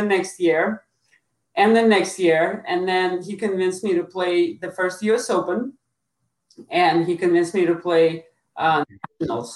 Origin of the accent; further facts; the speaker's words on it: Moscow, Russia; moved away; also born or lived in Lubbock, Texas; I'm from Moscow, Russia, and I play tennis